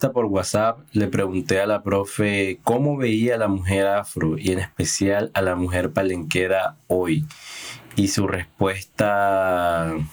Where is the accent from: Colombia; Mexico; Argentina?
Colombia; Barranquilla, Atlántico; born there; hoy yo puedo decir que soy un palenquero nacido en Barranquilla y siento la necesidad de aportar desde mi quehacer a los procesos afro.